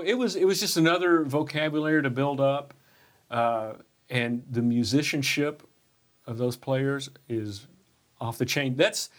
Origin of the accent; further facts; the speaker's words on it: Texas, United States; now in Nashville, United States; I grew up in Texas